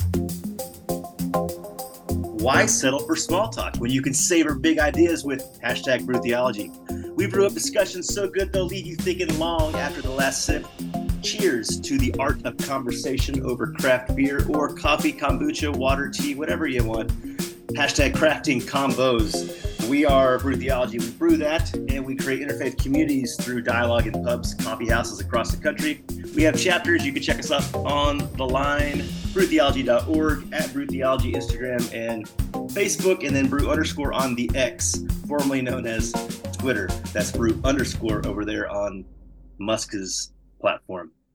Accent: Texas, United States; I grew up Southern Baptist, state of Texas

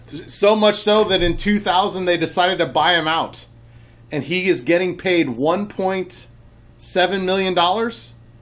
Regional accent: Buffalo, New York, United States; also born or lived in Pittsburgh, Pennsylvania; now in Atlanta, United States; I was born in Pittsburgh. Grew up in Buffalo.

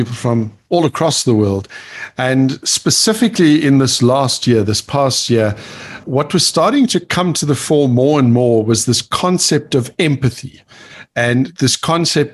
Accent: South Africa; growing up in South Africa, I grew up during the apartheid era

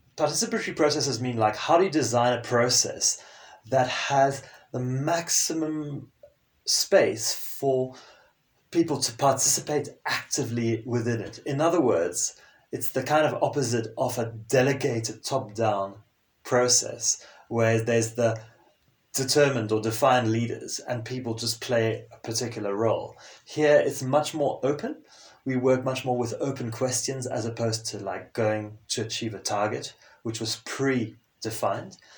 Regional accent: Zimbabwe; first language French; English is a second language; moved away as an adult; also born or lived in South Africa / South America / United Kingdom / Sweden; growing up in Zimbabwe and a fairly sheltered environment

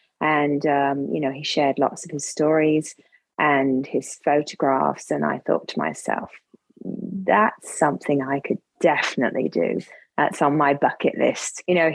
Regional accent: England, United Kingdom; moved away as an adult; also born or lived in Italy; now in Miami Beach, United States; I come from Florida, by the way, although I'm English. But yes, I'm in Florida

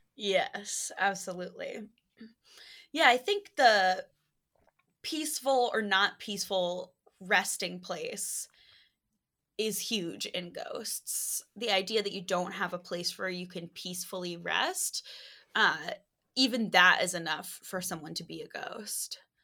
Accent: New York City, New York, United States; as a New Yorker

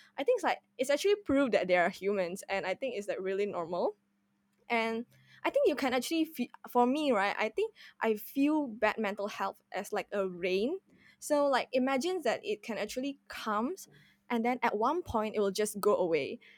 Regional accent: Indonesia; moved away as an adult; now in Singapore; I'm originally, I'm originally came from Indonesia, and I just came to Singapore for my underg-, undergraduate studies

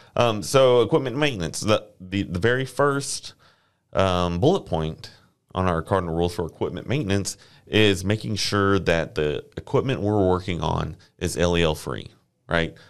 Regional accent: Friendswood, Texas, United States; also born or lived in Corpus Christi, Texas; grew up down the ro-, down the way in, uh, Friendswood

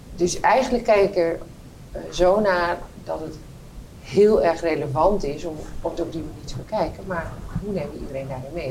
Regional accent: Netherlands; als Nederlander

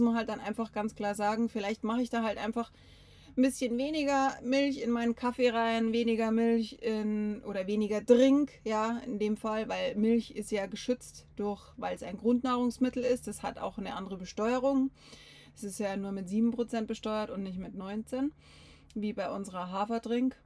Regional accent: Bavaria, Germany; bei uns in Bayern

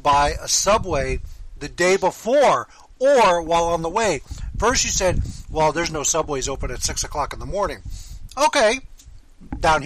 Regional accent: Miami, Florida, United States; I grew up in Miami where steak sandwiches are king

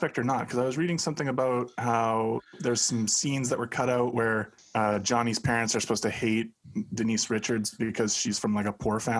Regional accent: Buenos Aires, Argentina; I'm from Buenos Aires, and I say kill them all.

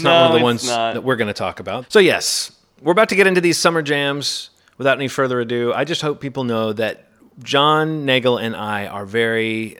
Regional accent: Birmingham, Alabama, United States; now in Baltimore, United States; I grew up in Birmingham, Alabama, which is very hot, very humid, very buggy

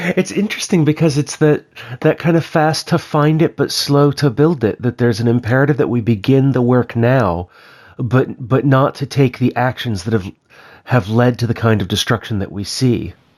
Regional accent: Maryland, United States; also born or lived in central Pennsylvania; now in Pennsylvania, United States; where I grew up in Maryland.

